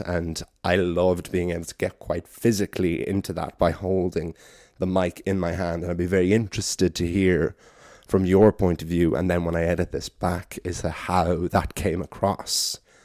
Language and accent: English; Wicklow, Leinster, Ireland; in Wicklow, in my hometown of Garden City